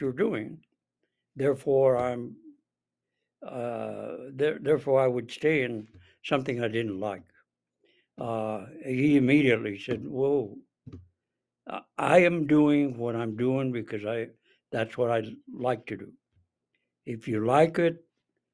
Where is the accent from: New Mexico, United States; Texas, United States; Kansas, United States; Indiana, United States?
New Mexico, United States; Santa Fe; now in Albuquerque, United States; I was born and raised in Santa Fe